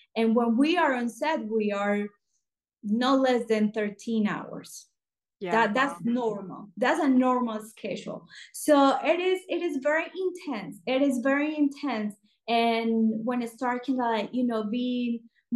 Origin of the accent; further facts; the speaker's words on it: Colombia; moved away as an adult; also born or lived in Los Angeles, United States; I'm original from Colombia, South America